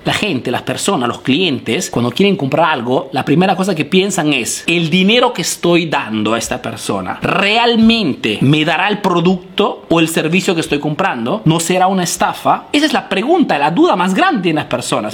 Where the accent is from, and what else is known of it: Peru; now in Italy